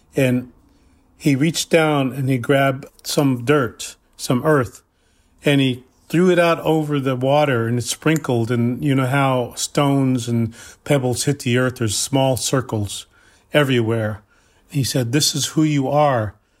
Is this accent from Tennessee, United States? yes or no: no; Cheyenne River Lakota Reservation, South Dakota, United States; I am from the Cheyenne River, Lakota Reservation in South Dakota